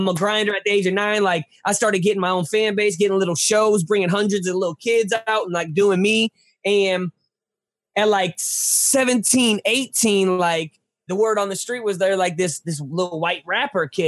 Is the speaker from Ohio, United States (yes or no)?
no; St. Louis, Missouri, United States; also born or lived in Hollywood; I'm from St. Louis